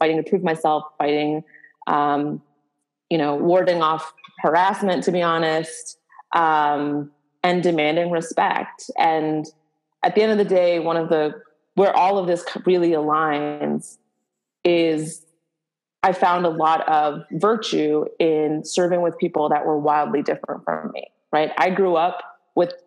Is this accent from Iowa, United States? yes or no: no; Boston, Massachusetts, United States; growing up in Boston